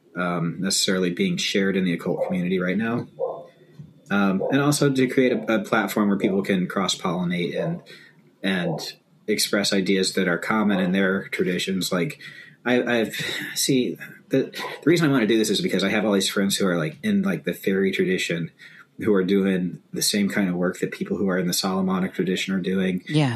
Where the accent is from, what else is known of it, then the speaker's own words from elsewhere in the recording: East Gary, Indiana, United States; born there; now in Minneapolis, United States; And he was born in Austin. And I was born in East Gary.